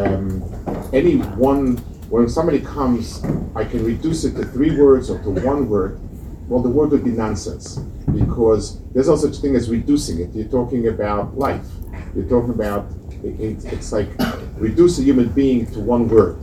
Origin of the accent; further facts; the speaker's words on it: United States; as an American